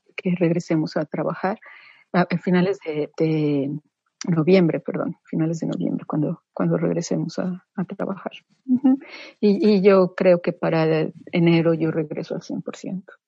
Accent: Mexico; moved away; somos mexicanos en el extranjero y somos embajadores de tiempo completo

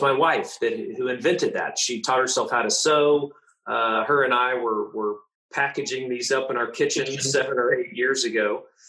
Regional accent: Tulsa, Oklahoma, United States; born or raised there

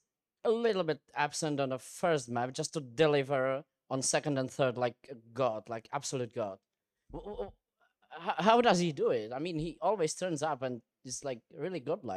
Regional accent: Czechia; I'm from Czech Republic

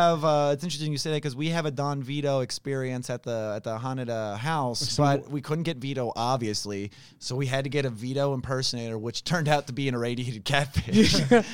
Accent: West Chester, Pennsylvania, United States; Because I'm from Westchester, Pennsylvania.

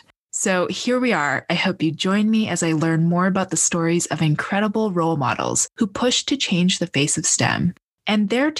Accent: Edmonton, Alberta, Canada; I was born and raised in Edmonton, and I'm a second-generation Canadian. I identify as a Chinese-born Canadian, with both my parents immigrating from Asia.

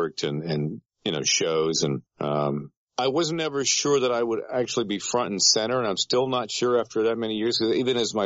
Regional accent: Peterborough, Ontario, Canada; moved away as an adult; now in United States; A program director of a radio station in my hometown, Peterborough, Ontario, Canada

